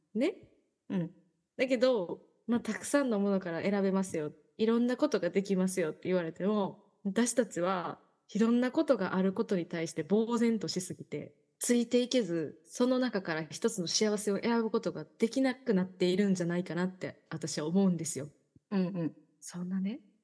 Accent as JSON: {"language": "Japanese", "town": "Yao", "region": "Osaka", "country": "Japan", "tie": "born or raised there", "said": "私地元大阪府の八尾市っていう市"}